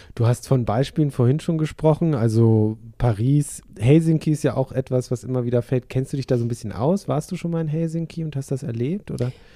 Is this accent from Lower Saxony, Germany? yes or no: yes; Wolfsburg, Lower Saxony, Germany; meine Heimatstadt.